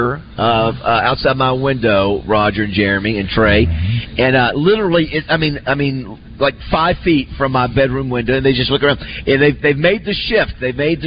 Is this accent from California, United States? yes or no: no; Florida, United States; I grew up in Florida